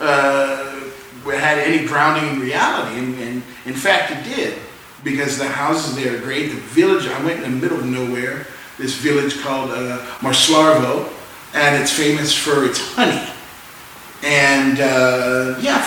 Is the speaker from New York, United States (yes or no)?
no; Louisiana, United States; I'm a black guy from Louisiana